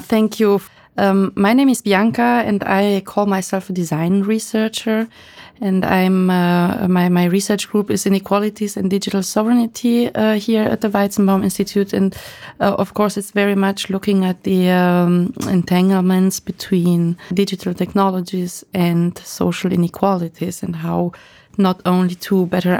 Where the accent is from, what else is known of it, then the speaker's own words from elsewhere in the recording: Romania; now in Germany; Because myself, I'm a migrant. I moved from Romania to Germany, and I always kind of stuck with this migrant topic